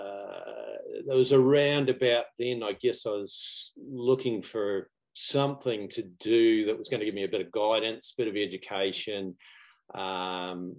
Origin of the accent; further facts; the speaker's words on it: New Zealand; moved away; In case you hadn't picked up on my glamorous accent, I'm actually from New Zealand